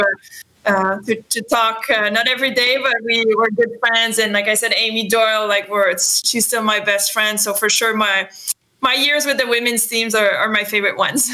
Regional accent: Châteauguay, Quebec, Canada; first language French; English is a second language; also born or lived in Montreal, Canada / Calgary, Canada; I was always driving back to Chateauguay, my hometown.

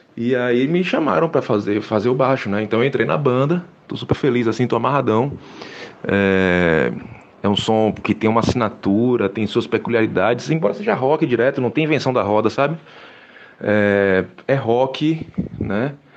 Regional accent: Salvador, Bahia, Brazil; que nasci na Gamboa de Cima, me criei na Gamboa de Cima

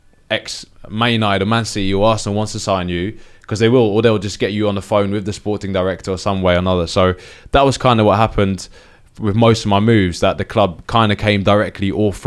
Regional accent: Nigeria; they just knew me as like being in Italy as a Nigerian defender.

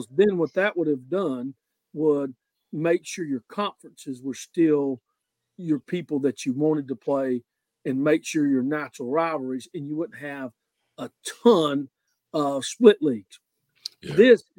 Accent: North Carolina, United States; everybody in our area is spoiled. I came from Watauga County. We had to travel.

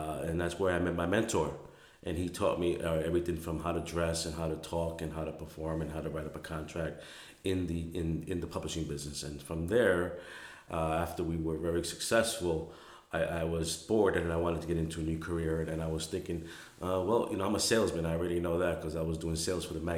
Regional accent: New York City, New York, United States; I was born and raised in New York City, Brooklyn, New York

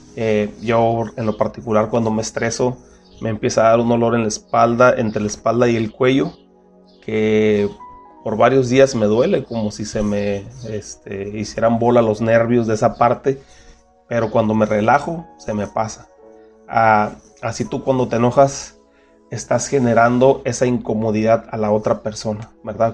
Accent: Mexico; nosotros como mexicanos

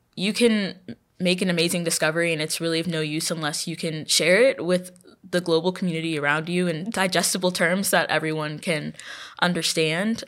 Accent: Houston, Texas, United States; moved away as an adult; now in Louisiana, United States; I'm from Houston

